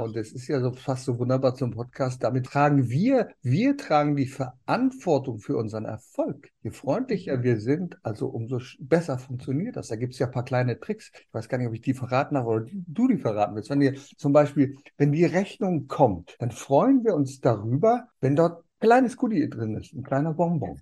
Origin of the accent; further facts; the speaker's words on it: Germany; bei uns in Deutschland